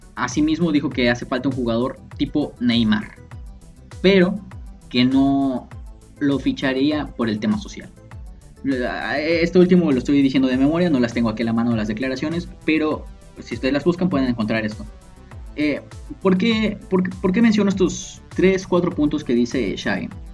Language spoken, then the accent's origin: Spanish; Mexico; nosotros como mexicanos, como estudiantes